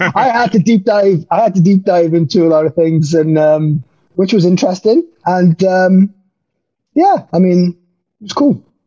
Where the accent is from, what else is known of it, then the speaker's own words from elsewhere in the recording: Wales, United Kingdom; moved away as an adult; also born or lived in the Valleys, Wales; now in Germany; I'm now a full fledged uh, German as well as a Welshman